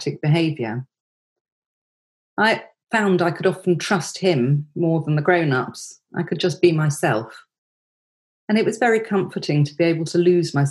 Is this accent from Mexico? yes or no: no; Surbiton, South East England, United Kingdom; I grew up in Surbiton in Surrey, in suburbia